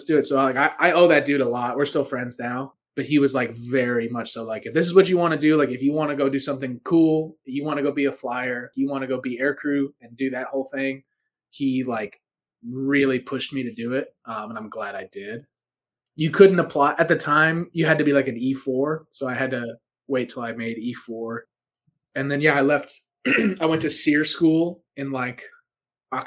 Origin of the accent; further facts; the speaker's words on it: East Coast, United States; moved away as an adult; also born or lived in Albuquerque, New Mexico; I'm from the East Coast